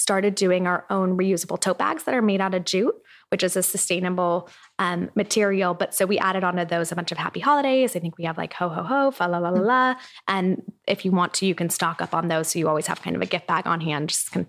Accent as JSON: {"language": "English", "town": "Irvine", "region": "California", "country": "United States", "tie": "born or raised there", "said": "I grew up in Irvine."}